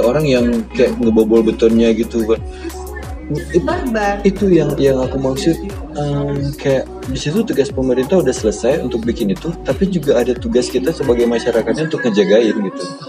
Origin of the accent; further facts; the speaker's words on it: Banda Aceh, Aceh, Indonesia; sebagai warga Banda Aceh